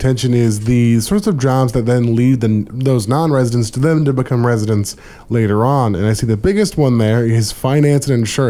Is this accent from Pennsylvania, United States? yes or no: no; Anchorage, Alaska, United States; to reminisce on my childhood of growing up in Anchorage